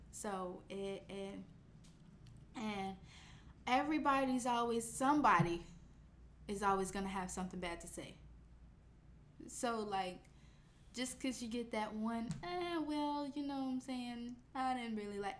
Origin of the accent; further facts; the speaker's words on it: Chicago, Illinois, United States; we're both from Chicago